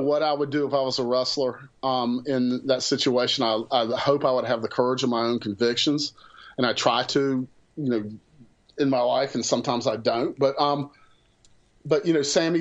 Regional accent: the South, United States; I'm from the South

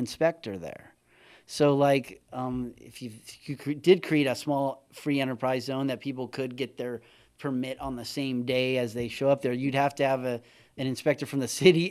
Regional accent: San Felipe, Baja California, Mexico; moved away; I grew up in San Felipe with tons of street tacos.

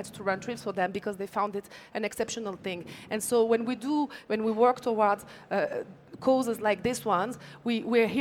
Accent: Canada; also born or lived in France; now in Morocco; growing up in Canada, lived in France for many years, came back to Morocco

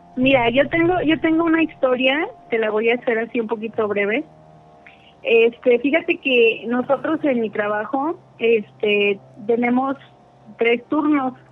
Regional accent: Querétaro, Mexico; De Querétaro, Querétaro

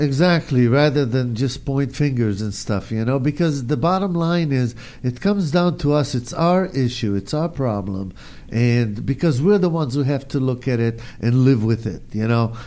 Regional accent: Israel; now in United States; I grew up in Israel

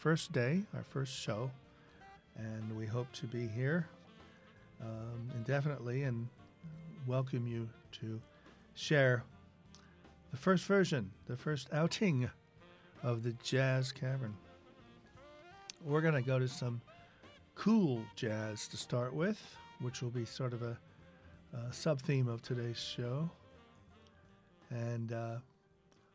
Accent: Eugene, Oregon, United States; now in Liverpool, United Kingdom; a Liverpool resident, but as you might have gathered, not a native. I grew up in Eugene, Oregon, and I've been living in Liverpool for about 3 years now.

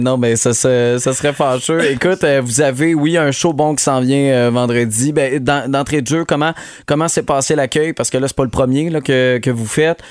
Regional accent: Montérégie, Quebec, Canada; chez nous en Montérégie

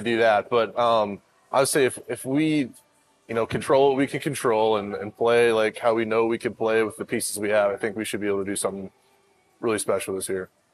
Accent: Arizona, United States; I'm from Arizona

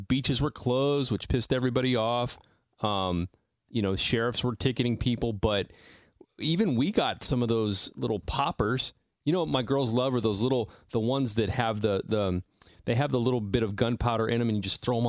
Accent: Salinas, California, United States; born or raised there

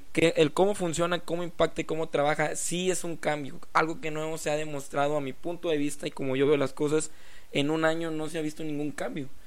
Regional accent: Mexico; nosotros como pueblo mexicano

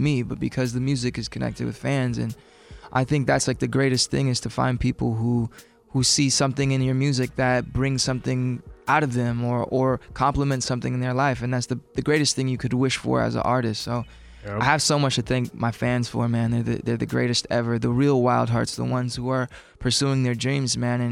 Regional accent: Los Angeles, California, United States; I'm from Los Angeles, which is a very diverse city

